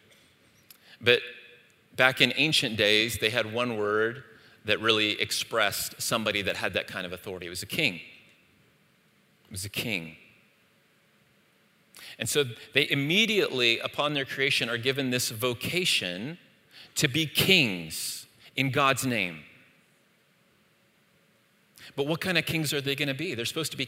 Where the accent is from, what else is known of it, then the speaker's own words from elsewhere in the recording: Saudi Arabia; moved away; in the East, where I grew up in Saudi Arabia